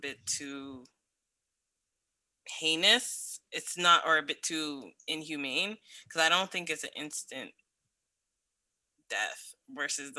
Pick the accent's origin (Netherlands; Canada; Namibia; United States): Canada; I'm Canadian